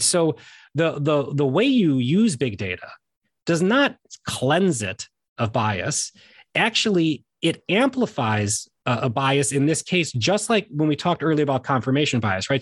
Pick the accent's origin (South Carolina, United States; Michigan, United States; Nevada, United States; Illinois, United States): Illinois, United States; Chicago; I'm from Chicago